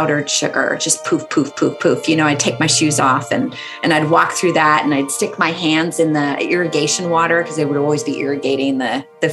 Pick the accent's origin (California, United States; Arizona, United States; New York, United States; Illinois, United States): California, United States; Central Valley; I grew up in Central California, Central Valley in California